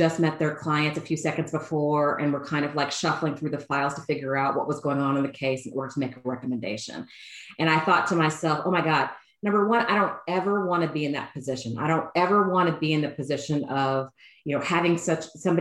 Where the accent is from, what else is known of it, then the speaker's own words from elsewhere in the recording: College Station, Texas, United States; moved away as an adult; also born or lived in New York City; I am originally from Bryan College Station, Texas.